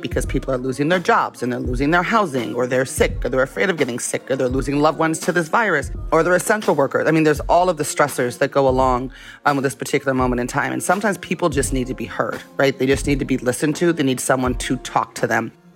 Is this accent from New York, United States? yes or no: no; Las Vegas, Nevada, United States; I was born in Las Vegas